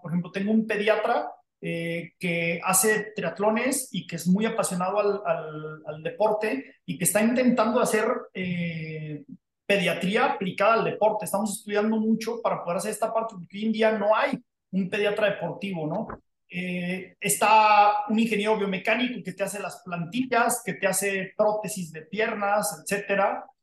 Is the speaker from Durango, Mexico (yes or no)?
yes; Durango, Mexico; moved away as an adult; México, a Durango, mi tierra de origen natal